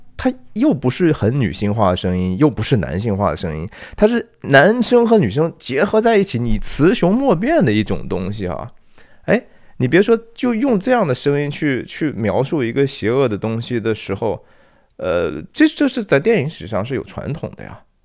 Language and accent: Chinese; China; now in United States; 作为一个华人或者是 中国人